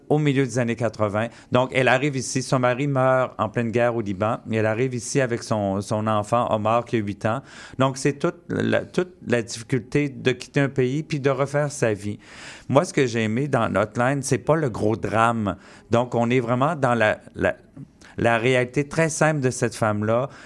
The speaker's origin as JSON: {"language": "French", "region": "Quebec", "country": "Canada", "tie": "born or raised there", "said": "je suis né au Québec"}